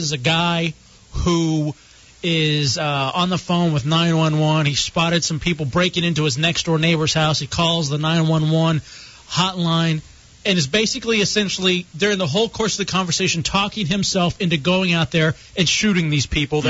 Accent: Texas, United States; moved away; growing up in Texas.

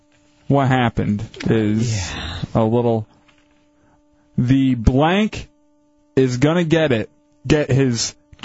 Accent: Michigan, United States; moved away; from my home state of Michigan.

